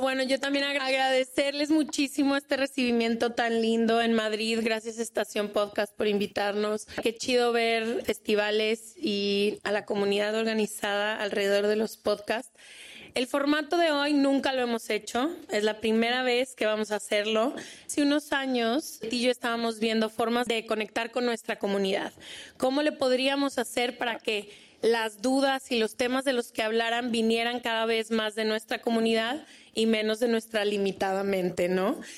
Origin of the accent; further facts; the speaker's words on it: Venezuela; Nacida en Venezuela, pero soy griega y también libanesa